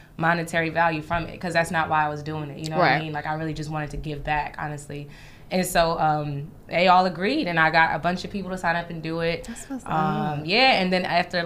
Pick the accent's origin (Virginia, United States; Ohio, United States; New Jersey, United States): New Jersey, United States; East Orange; moved away as an adult; now in New York, United States; I grew up in East Orange, New Jersey